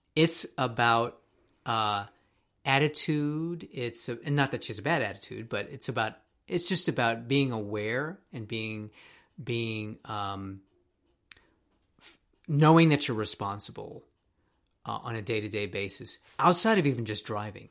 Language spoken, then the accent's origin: English; Tokyo, Japan; moved away as an adult; now in United States; when I was growing up in Tokyo